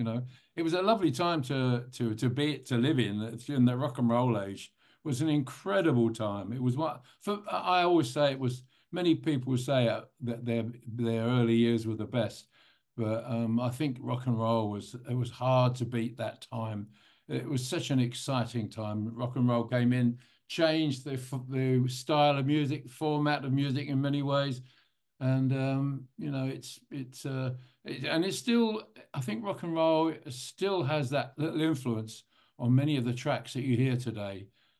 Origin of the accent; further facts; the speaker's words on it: London, United Kingdom; I mean, I'm a Londoner, although the accent doesn't really sound like it maybe, but I am a Londoner.